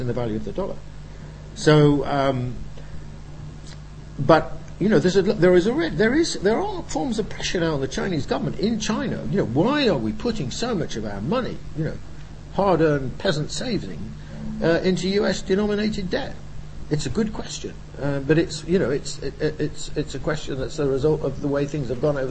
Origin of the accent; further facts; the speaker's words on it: United Kingdom; I'm British, you know, and European